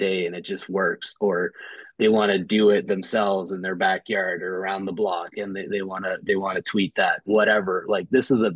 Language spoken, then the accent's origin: English; Ottawa, Ontario, Canada; also born or lived in Montreal, Canada / Edmonton, Canada; now in Toronto, Canada; born and raised in Ottawa, grew up in Montreal, half of my youth